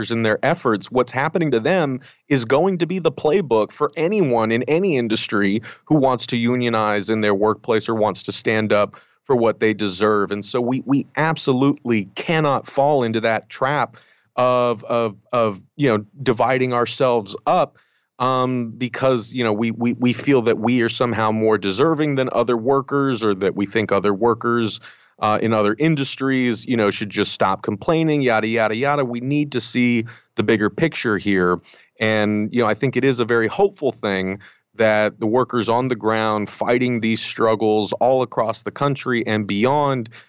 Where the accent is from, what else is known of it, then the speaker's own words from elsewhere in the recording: United States; I grew up very conservative. Um, you know, I'm I'm Mexican American, um, and I look it right.